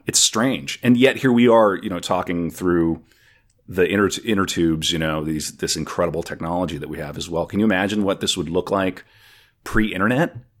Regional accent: North Dakota, United States; now in Minnesota, United States; I'm originally from North Dakota

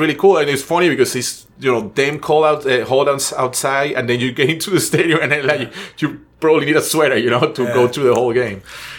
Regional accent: Venezuela; English is a second language; moved away

